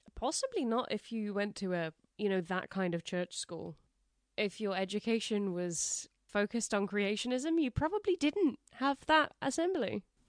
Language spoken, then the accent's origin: English; England, United Kingdom; we don't call it tattling in England